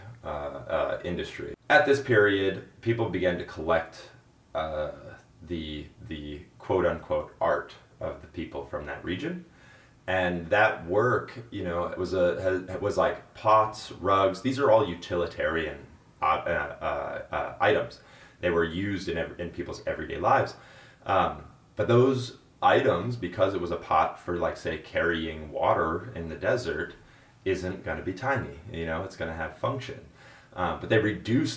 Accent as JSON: {"language": "English", "region": "North Dakota", "country": "United States", "said": "I'm from North Dakota, Standing Rock Reservation"}